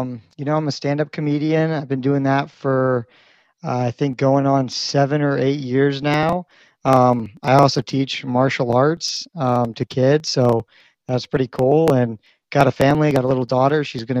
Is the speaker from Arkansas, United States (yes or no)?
no; Virginia, United States; also born or lived in Missouri, United States; So I spent a lot of time in Virginia and Missouri. Those are probably the two most central locations in my life